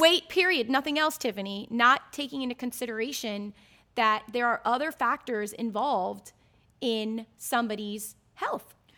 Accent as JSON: {"language": "English", "town": "Ocala", "region": "Florida", "country": "United States", "tie": "born or raised there", "said": "all my sisters and I growing up in Ocala"}